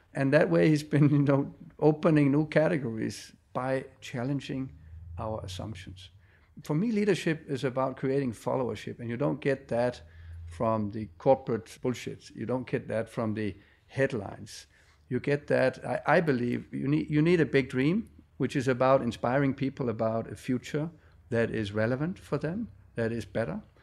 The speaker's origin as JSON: {"language": "English", "country": "Denmark", "said": "I come from Denmark, very fast country"}